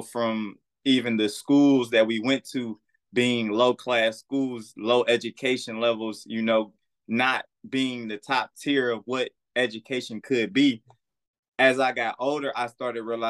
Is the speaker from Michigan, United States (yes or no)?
yes; Detroit, Michigan, United States; also born or lived in Omaha / Kalamazoo / Battle Creek / Los Angeles; now in Atlanta, United States; I'm from Detroit, born and raised the west side, Plymouth and Greenfield